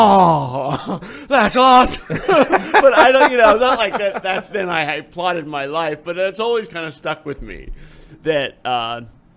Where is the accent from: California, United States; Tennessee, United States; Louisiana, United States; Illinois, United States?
California, United States; San Francisco; moved away as an adult; also born or lived in Ohio; now in Columbus, United States; I was born in San Francisco and grew up in the suburbs of San Francisco